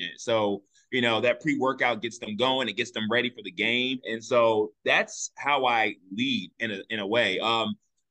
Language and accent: English; Richmond, Virginia, United States; also born or lived in Washington, D.C.; I was born right here in Richmond, Virginia.